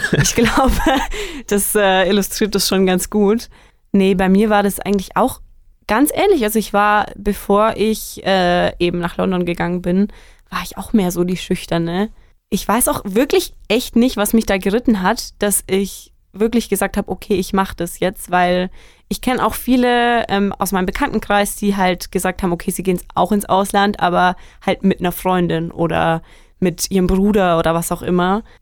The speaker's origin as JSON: {"language": "German", "region": "Bavaria", "country": "Germany", "said": "Und ich komme, wie schon gesagt, aus der Nähe von Nürnberg. Ich bin ein totales Landei eigentlich. Ähm, mein Kaff hat 800 Einwohner die nächste Stadt, in der man überhaupt irgendwie irgendwas machen kann, ist 17 Kilometer weg."}